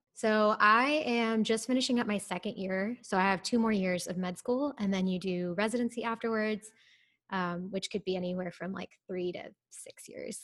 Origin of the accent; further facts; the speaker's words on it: Ohio, United States; moved away as an adult; also born or lived in India / Waco, Texas; now in Houston, United States; I'm actually originally from Ohio, so my family lives there